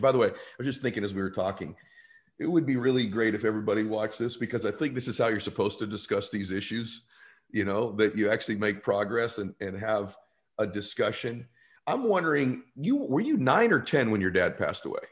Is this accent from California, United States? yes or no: yes; California, United States; I grew up in California